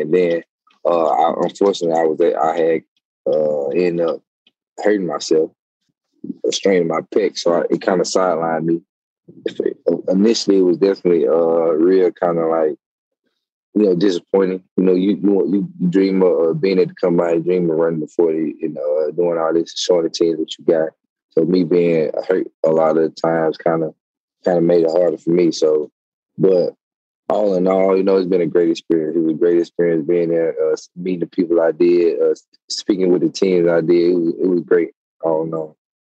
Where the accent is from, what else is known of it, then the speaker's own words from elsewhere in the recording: Mississippi, United States; I am from Mississippi.